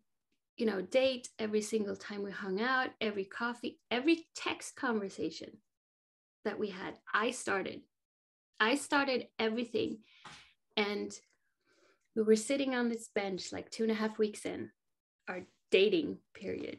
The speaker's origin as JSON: {"language": "English", "country": "Sweden", "tie": "born or raised there", "said": "I grew up in Sweden"}